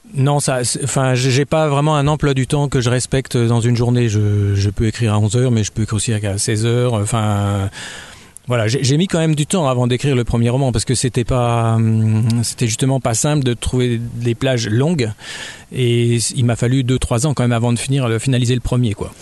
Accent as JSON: {"language": "French", "town": "Dijon", "region": "Bourgogne-Franche-Comté", "country": "France", "tie": "born or raised there", "also_born_or_lived": "Abidjan, Côte d'Ivoire / Champagne", "said": "je suis né en Côte d'Ivoire déjà, euh, c'est pas tout près de la Bourgogne. Et après, j'ai grandi en Champagne, mais je suis arrivé à Dijon à peu près, j'avais 8 ans."}